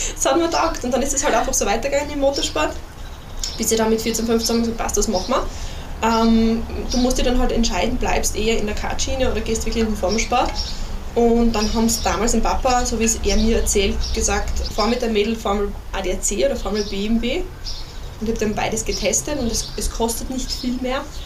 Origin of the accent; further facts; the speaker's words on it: Styria, Austria; ich bin ja Steirerin